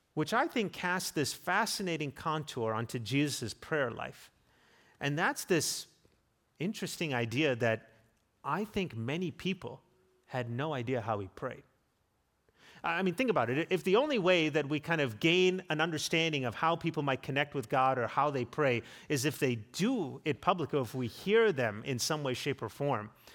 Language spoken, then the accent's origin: English; South Africa; now in United States; growing up in South Africa